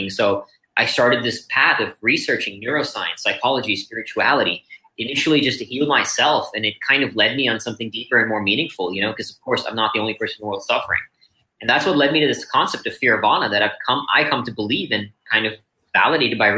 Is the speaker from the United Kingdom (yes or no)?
no; India; born there; also born or lived in Singapore / Austin, Texas; I was born here in India and moved to Singapore and then Austin, Texas when I was 13.